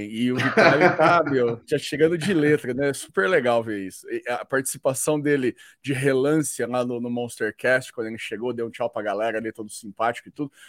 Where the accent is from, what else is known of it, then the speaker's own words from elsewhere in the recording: Brazil; nós somos brasileiros e a gente conhece bem onde a gente mora.